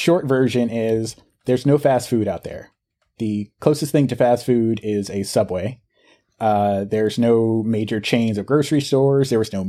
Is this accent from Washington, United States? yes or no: no; South Carolina, United States; also born or lived in Bronx, New York / Georgia; Yes, I was born in the Bronx, Boogie Down. And yeah, so I lived there until I was about five. And then I spent most of my time between South Carolina and Georgia during my formidable teenage years.